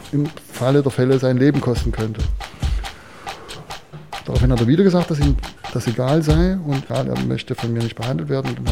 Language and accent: German; Chemnitz, Saxony, Germany